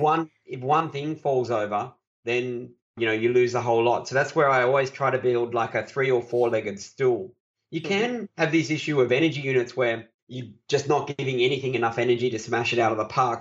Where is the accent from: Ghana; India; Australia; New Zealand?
Australia; I'm an Aussie